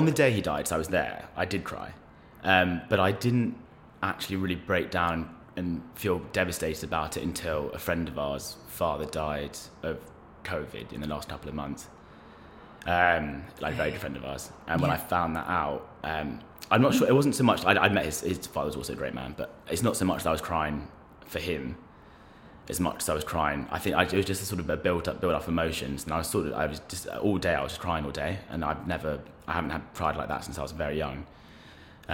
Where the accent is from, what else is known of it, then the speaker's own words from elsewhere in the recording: London, United Kingdom; We grew up in Belgravia, so sort of in between Victoria and Sloane Square.